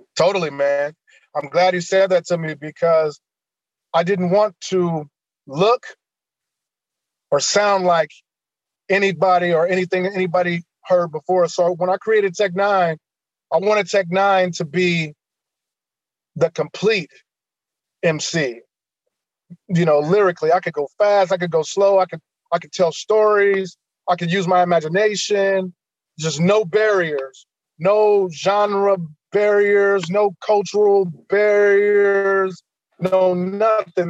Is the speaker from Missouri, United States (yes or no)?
yes; Kansas City, Missouri, United States; I grew up here in Kansas City, Missouri, Wayne Minor Projects